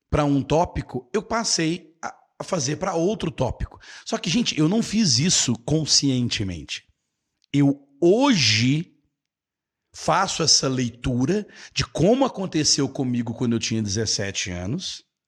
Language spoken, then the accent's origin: Portuguese; Brazil; also born or lived in United States; eu sou do Brasil